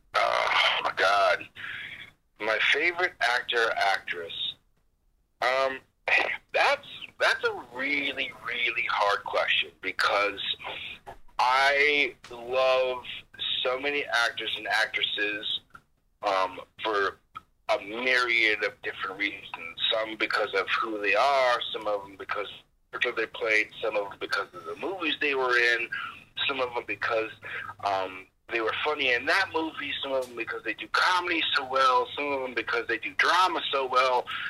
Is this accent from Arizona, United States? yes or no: yes; Phoenix, Arizona, United States; moved away as an adult; also born or lived in Chicago / Evanston; I grew up in Phoenix, so all I knew was Phoenix